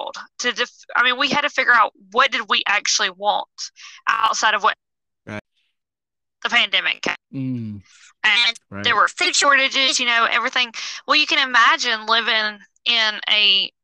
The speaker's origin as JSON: {"language": "English", "region": "Georgia", "country": "United States", "moved": "as an adult", "lives_now": "South Carolina, United States", "said": "Originally, we're from Georgia"}